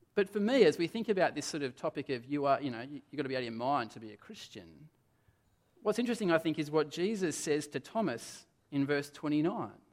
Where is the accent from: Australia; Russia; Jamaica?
Australia; Adelaide, South Australia; moved away; I come from Adelaide